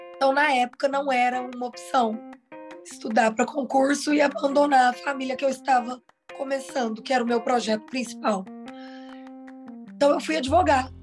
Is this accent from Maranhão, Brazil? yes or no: no; Uberlândia, Minas Gerais, Brazil; eu sou de Uberlândia, meus pais são de Uberlândia